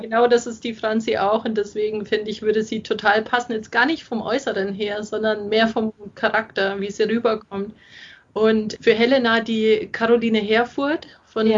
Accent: Augsburg, Bavaria, Germany; meine Heimatstadt schreiben, über Augsburg.

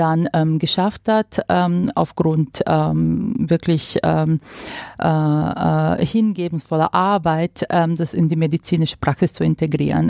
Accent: Croatia; now in Germany; ich komme aus Kroatien

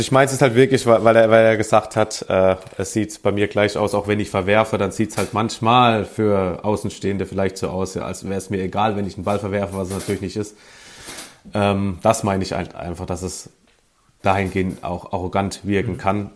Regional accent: Sinzheim, Baden-Württemberg, Germany; moved away; also born or lived in St. Louis; aus der Nähe von Baden-Baden, äh, aus Sinsheim, nicht zu verwechseln mit dem Hoffenheim-Sinsheim.

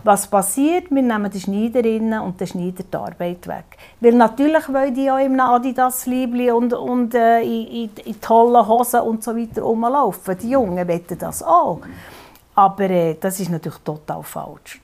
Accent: Bern, Switzerland; als Bernerin

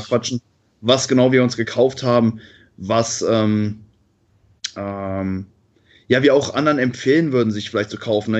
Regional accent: Cologne, North Rhine-Westphalia, Germany; ich komme aus Köln

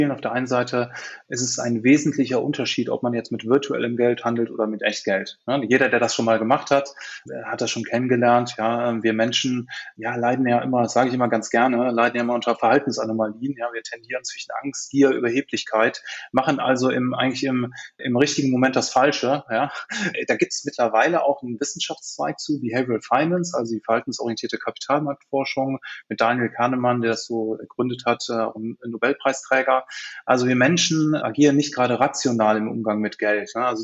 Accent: Cologne, North Rhine-Westphalia, Germany; Ich bin Kölner, Kölsche Jung und äh, die Sparkassen hier in Köln veranstalten immer ein Spiel

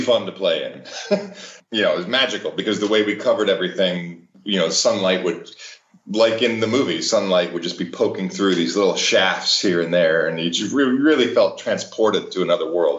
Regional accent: Cleveland, Ohio, United States; born or raised there

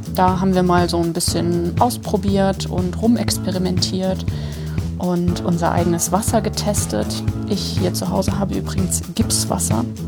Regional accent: Germany; also born or lived in Hamburg; now in Cologne, Germany; ich habe auch, als ich in Hamburg gelebt habe, gesagt, dass ich aus Köln komme und ich komme aus der Eifel

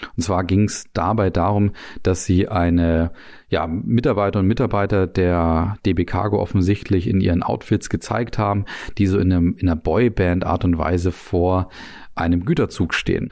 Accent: Germany; bei uns in Deutschland

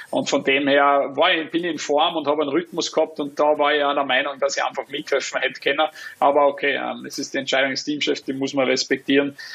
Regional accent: Austria; muss ja ein Kohle Tor sagen als Österreicher.

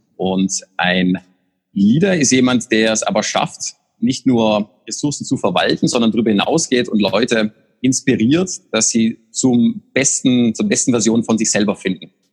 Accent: Austria; moved away; für mich als Österreicher

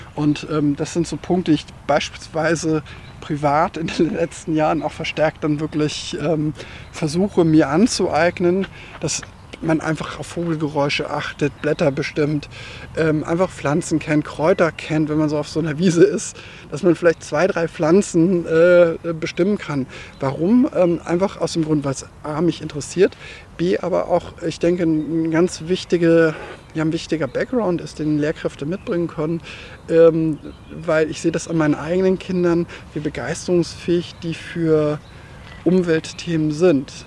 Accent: Hanover region, Lower Saxony, Germany; auf meinem Heimatdorf, aus dem ich äh, ursprünglich mal ähm, herkomme und aufgewachsen bin

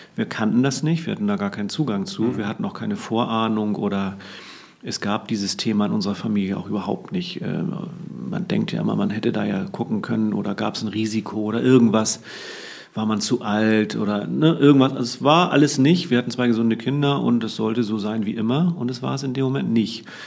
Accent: Hamburg, Germany; also born or lived in Cuxhaven; Geboren bin ich allerdings in Cuxhaven, aber meine Eltern haben mich recht früh hier nach Hamburg getragen als ich noch nicht laufen konnte und bin im Grunde auch hier in den Walddörfern im Norden Hamburgs groß geworden

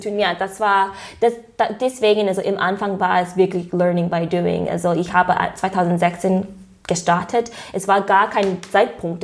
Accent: United States; German is a second language; moved away as an adult; now in Germany; ich komme aus den USA

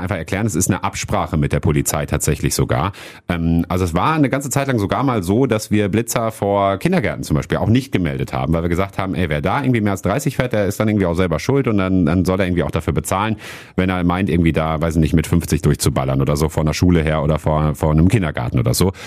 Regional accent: Hattingen, North Rhine-Westphalia, Germany; now in Wuppertal, Germany; Ich bin in äh, Hattingen aufgewachsen

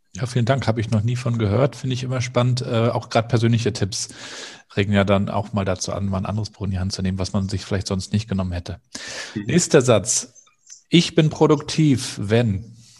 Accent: Rostock, Mecklenburg-Vorpommern, Germany; als Rostocker

